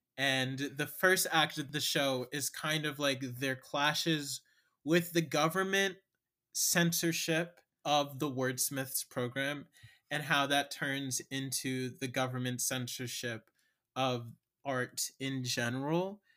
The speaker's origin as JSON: {"language": "English", "town": "Cincinnati", "region": "Ohio", "country": "United States", "moved": "yes", "lives_now": "Chicago, United States", "said": "I am a playwright and lyricist from Cincinnati, Ohio, and I'm based in Chicago now"}